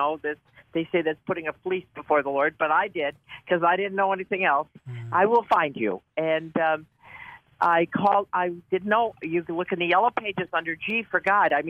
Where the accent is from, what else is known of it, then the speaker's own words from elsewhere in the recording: Detroit, Michigan, United States; now in Buffalo, United States; when I was raised in Detroit